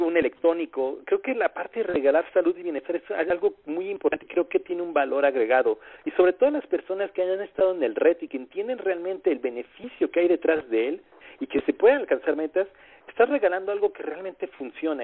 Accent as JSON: {"language": "Spanish", "country": "Mexico", "said": "nosotros como mexicanos tenemos conocidos en distintas partes de la República Mexicana."}